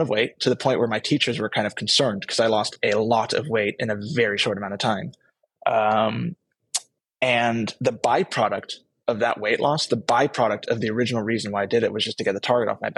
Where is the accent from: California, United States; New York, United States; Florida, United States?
California, United States; moved away; also born or lived in Netherlands; I grew up in California, as I mentioned earlier. My parents being Dutch